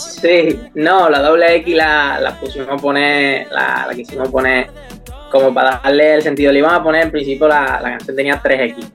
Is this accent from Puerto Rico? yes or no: no; Seville, Andalusia, Spain; como mi tierra no. Yo que soy de aquí